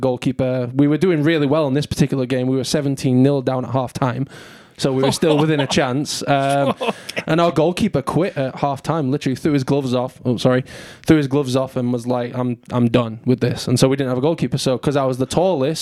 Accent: Southport, North West England, United Kingdom; moved away as an adult; now in Chattanooga, United States; I grew up in a little town called Southport, northwest of England, just north of Liverpool, about an hour west of Manchester.

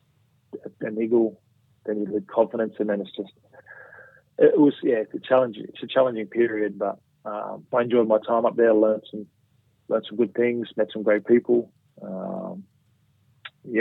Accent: Newcastle, New South Wales, Australia; born or raised there; moved away as an adult; also born or lived in Townsville / Sydney

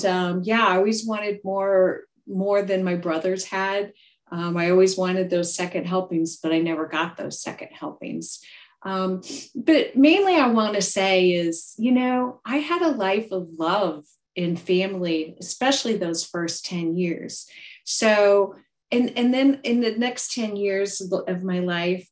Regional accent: Iowa, United States; I was born and raised here in Iowa, still in Iowa today.

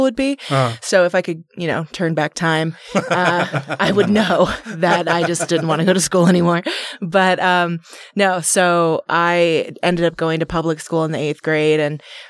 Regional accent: Las Vegas, Nevada, United States; now in Utah, United States; So I grew up in Las Vegas

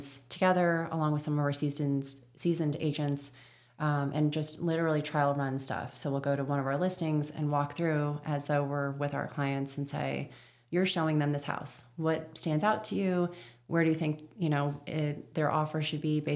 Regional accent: Florida, United States; moved away; that one in Florida, but that's my hometown.

